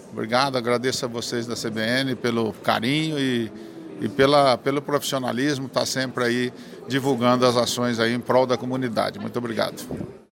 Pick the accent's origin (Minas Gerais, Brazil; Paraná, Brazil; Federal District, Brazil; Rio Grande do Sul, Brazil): Paraná, Brazil; Maringá; eu sou de Maringá